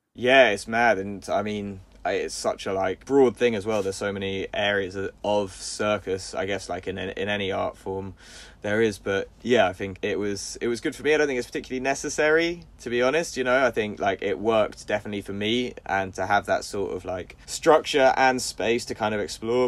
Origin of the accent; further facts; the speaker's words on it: London, United Kingdom; I grew up in Golders Green in North London